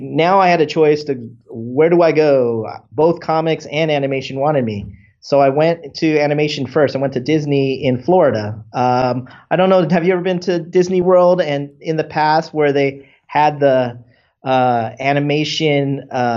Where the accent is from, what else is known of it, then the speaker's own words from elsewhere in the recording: Philippines; maybe this guy's Filipino. I'm Filipino. I could do this.